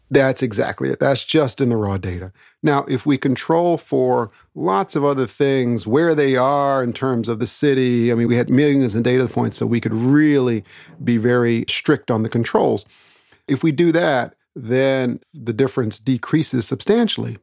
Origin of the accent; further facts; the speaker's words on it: Daytona Beach, Florida, Texas, United States; I was born in Daytona Beach, Florida